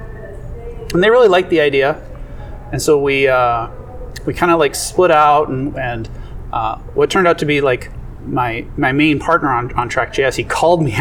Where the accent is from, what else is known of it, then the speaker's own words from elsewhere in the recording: Minnesota, United States; my hometown, Minnesota